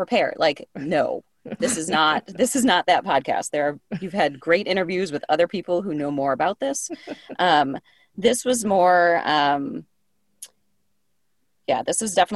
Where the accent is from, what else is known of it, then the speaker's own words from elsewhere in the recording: Michigan, United States; moved away as an adult; now in South Carolina, United States; I grew up in Michigan. And so I've lived here like a dozen years now